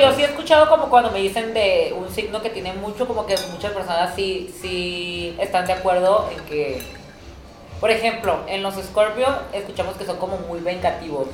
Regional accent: Tijuana, Baja California, Mexico; yo porque soy de Tijuana

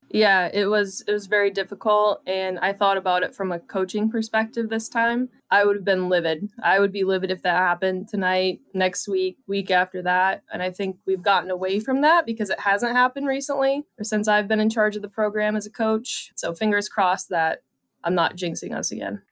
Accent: New Baltimore, Michigan, United States; I grew up New Baltimore, Michigan, thirty-five minutes northeast of Detroit

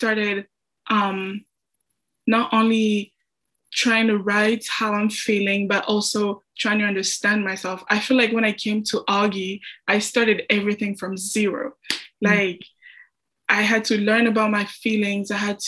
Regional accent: DR Congo; English is a second language; now in United States; I'm from the Congo, Central Africa, and I'm a senior here at Augustana

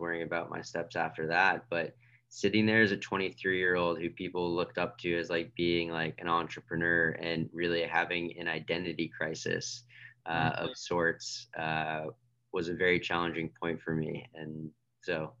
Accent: outside of Boston, Massachusetts, United States; I grew up outside of Boston

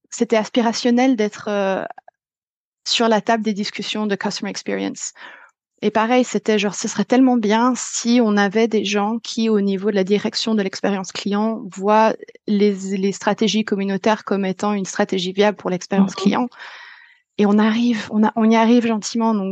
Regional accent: France; moved away; ça fait dix ans que j'ai quitté la France

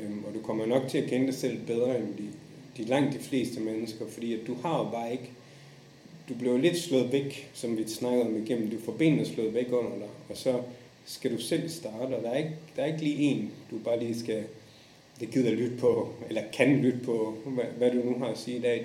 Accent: Esbjerg, Southern Denmark, Denmark; moved away as an adult; also born or lived in Japan / Indonesia / Saudi Arabia / Maldives; now in Dubai, United Arab Emirates; jeg kommer fra Esbjerg

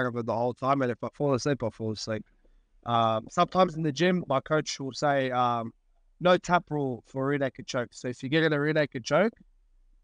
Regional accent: Australia; I was born here

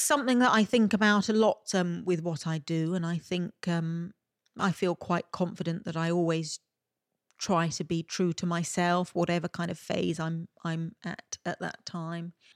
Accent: Malta; accent: Maltese; my Maltese accent

